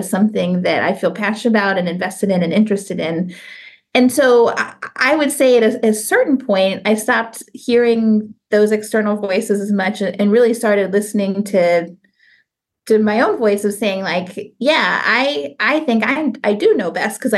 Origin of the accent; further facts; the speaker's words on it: St. Louis, Missouri, United States; moved away as an adult; also born or lived in Columbus, Ohio / Tallahassee, Florida / Arizona / Lowell, Massachusetts; now in Florida, United States; I grew up in St. Louis, Missouri